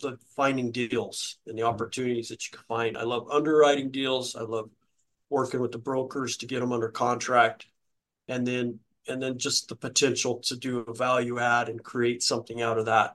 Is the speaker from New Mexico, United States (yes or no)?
yes; New Mexico, United States; I'm from New Mexico